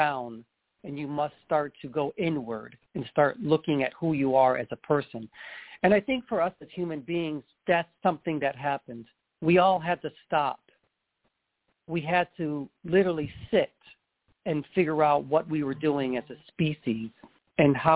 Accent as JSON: {"language": "English", "region": "New York", "country": "United States", "moved": "yes", "lives_now": "California, United States", "said": "I'm originally from New York"}